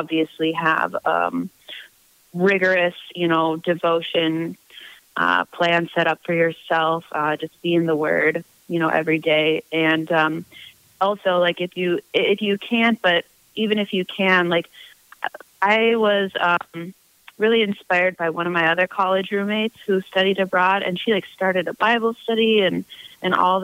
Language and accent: English; United States; moved away; also born or lived in Seville, Spain; as an American to find private tutoring gigs